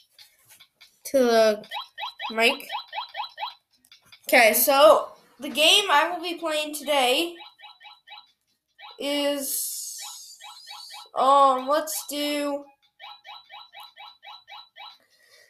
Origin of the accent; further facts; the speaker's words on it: Minnesota, United States; Minnesota, let's go. That's actually my hometown